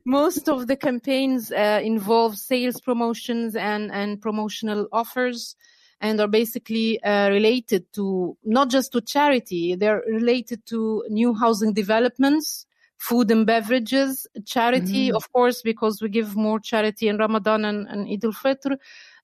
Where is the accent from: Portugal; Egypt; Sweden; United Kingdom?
Egypt; moved away; also born or lived in Kuwait / Dubai / Qatar; I'm originally from Egypt, but I also lived in Kuwait, Dubai